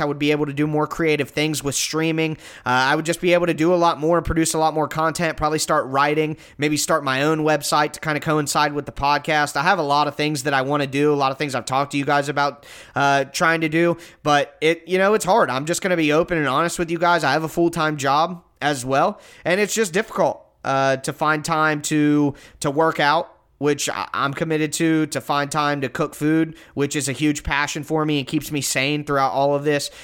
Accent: Ohio, United States; I'm from Ohio

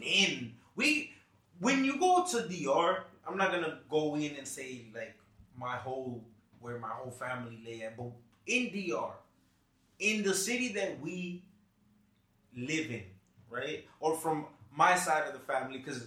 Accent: Jersey City, New Jersey, United States; born and raised in this fucking hellhole named Jersey City.

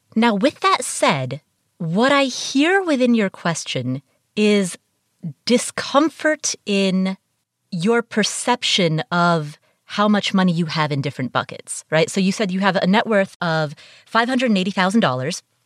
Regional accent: Kathmandu, Bagmati, Nepal; I was born in Kathmandu, Nepal

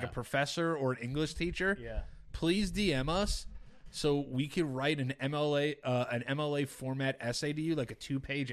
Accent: United States; we're American

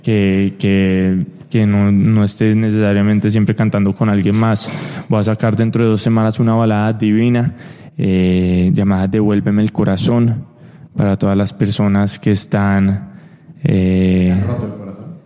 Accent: Miami, Florida, United States; also born or lived in Colombia; yo crecí en Miami toda mi vida

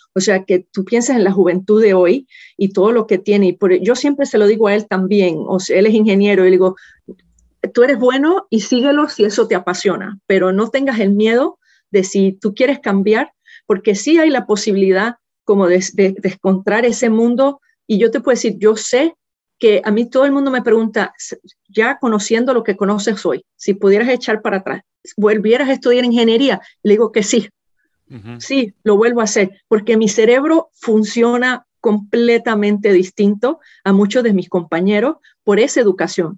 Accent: Puerto Rico; yo nací y me crié en Puerto Rico

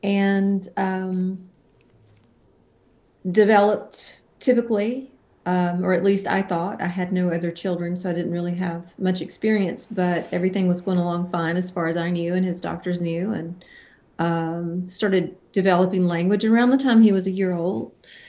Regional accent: Alabama, United States; moved away as an adult; now in Nashville, United States; I was born in Mobile, Alabama, and I grew up about 90 miles north of there and around. Very musical family. I moved to Nashville in 1993 when I was 20 years old

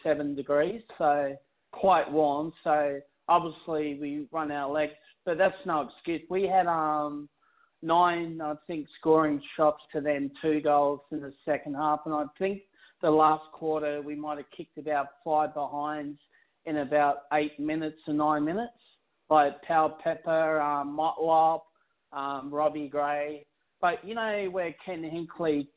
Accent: Adelaide, South Australia, Australia; now in Melbourne, Australia; I'm from Adelaide originally

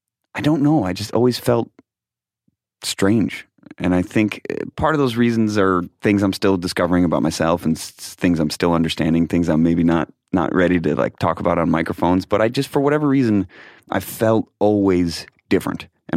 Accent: Rochester, New York, United States; I was born in Rochester, New York.

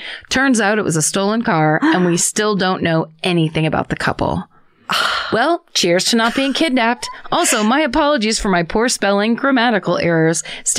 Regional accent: San Jose, California, United States; Anyhow, I grew up in San Jose, California, in a lovely little neighborhood where everybody knows everybody.

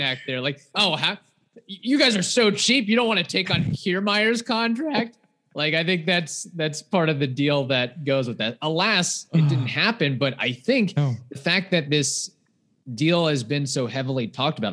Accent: Midwest, United States; growing up in the Midwest area

